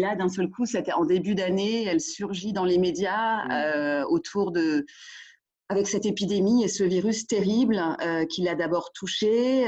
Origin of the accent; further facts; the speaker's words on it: France; moved away as an adult; also born or lived in Wuhan, China / Shanghai, China / Beijing, China; quand on est français en Chine